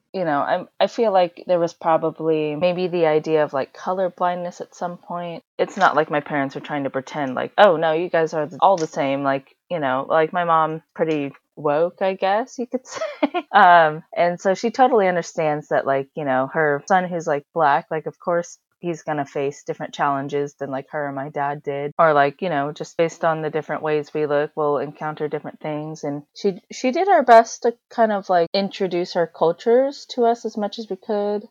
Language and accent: English; United States; also born or lived in China; we are technically from China, but at the same time, like, we did grow up here